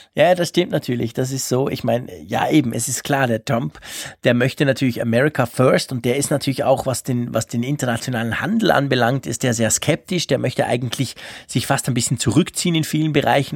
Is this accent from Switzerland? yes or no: yes; Switzerland; bei uns in der Schweiz, in Bern